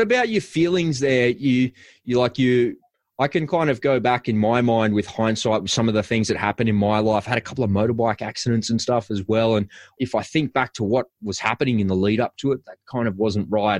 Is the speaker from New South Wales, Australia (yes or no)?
yes; Sydney, New South Wales, Australia; I grew up in the western suburbs of Sydney. People think that I'm from Cronulla, but I'm not. I'm actually from a place in western suburbs called Bass Hill, over near Bankstown